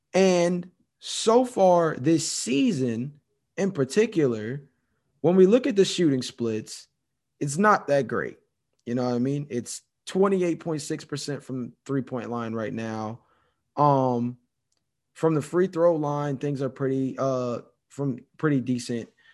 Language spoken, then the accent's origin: English; Georgia, United States; my home state, Georgia